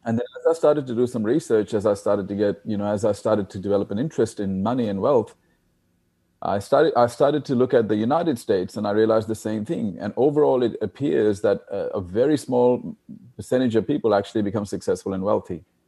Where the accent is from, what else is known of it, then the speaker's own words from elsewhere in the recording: India; I was born in India. as you know, India is a, is a poor country, and there's a lot of poor people there.